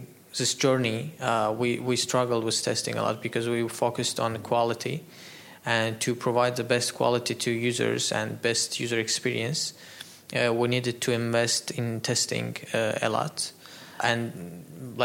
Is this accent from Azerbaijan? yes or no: yes; Azerbaijan; moved away as an adult; now in Dubai, United Arab Emirates; exporting some hardware from here to my home country